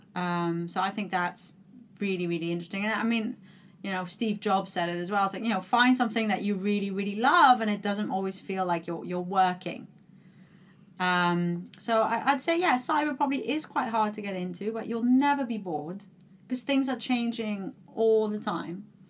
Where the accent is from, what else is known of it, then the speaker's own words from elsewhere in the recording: Netherlands; moved away; I'm from, like you said, I'm from the Netherlands